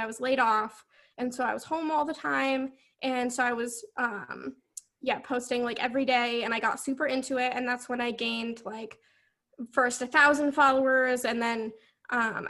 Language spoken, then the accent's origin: English; Vermont, United States; the school here in Vermont, I'm from Vermont, is UVM